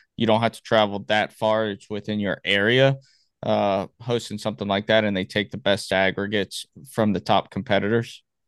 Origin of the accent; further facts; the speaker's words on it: Miami, Florida, United States; I'm from Miami